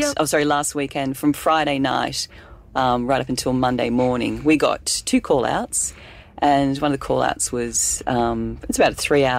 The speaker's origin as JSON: {"language": "English", "region": "New South Wales", "country": "Australia", "moved": "as an adult", "lives_now": "Northern Territory, Australia", "said": "Well, I'm from New South Wales"}